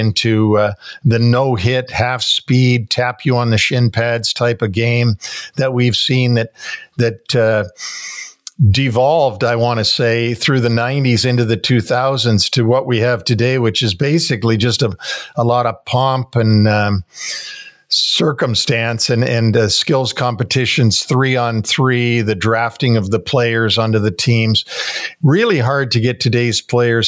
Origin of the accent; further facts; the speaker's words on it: Toronto, Ontario, Canada; growing up in Toronto in the 60s